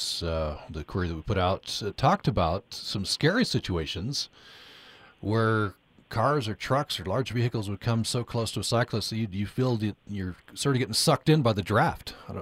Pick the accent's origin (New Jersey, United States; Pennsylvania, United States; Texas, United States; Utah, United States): Utah, United States; Vernal; I'm trying to remember the situation out in Vernal. I go out frequently. It's my hometown.